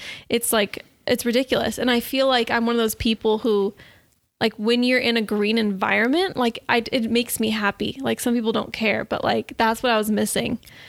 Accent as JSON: {"language": "English", "town": "San Diego", "region": "California", "country": "United States", "tie": "born or raised there", "said": "And my whole life growing up in San Diego, obviously, like I knew I was blessed. Like San Diego is probably one of the best places in the world."}